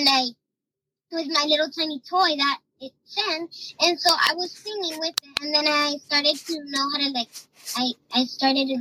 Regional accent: Miami, Florida, United States; I'm from Miami, Florida

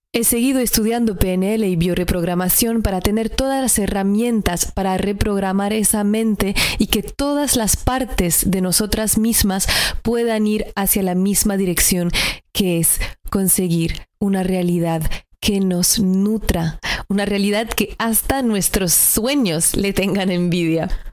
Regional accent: northern France, France; moved away; Yo soy del norte de Francia, al lado de Alemania, y creo que culturalmente también me ha impactado venir de esa región del mundo

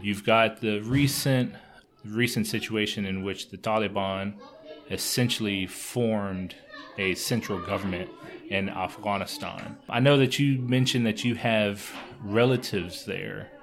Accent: United States; Speaking as an American

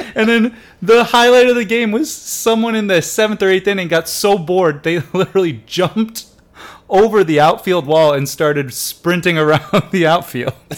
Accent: Detroit area, Michigan, United States; the Tigers because they were my hometown team

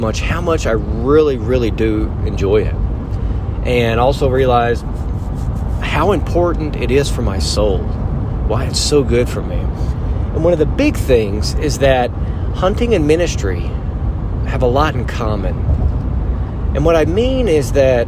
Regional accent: Arkansas, United States; where are you from? I said, Arkansas.

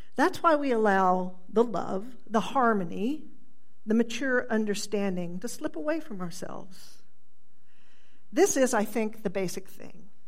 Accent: Tulsa, Oklahoma, United States; I grew up in Midtown Tulsa

